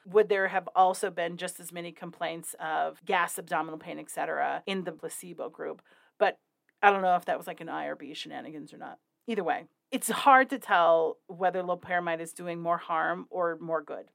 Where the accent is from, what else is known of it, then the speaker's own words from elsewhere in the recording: Wyoming, United States; my home state, my very real home state of Wyoming.